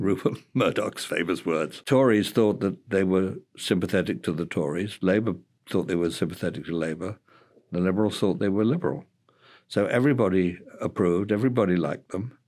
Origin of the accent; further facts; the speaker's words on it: Bath, South West England, United Kingdom; also born or lived in Cambridge; my hometown Bath